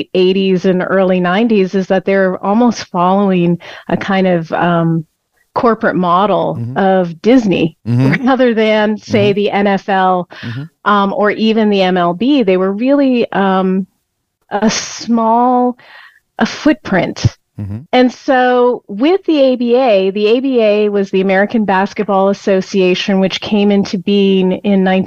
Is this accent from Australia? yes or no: no; Canada; I grew up in Canada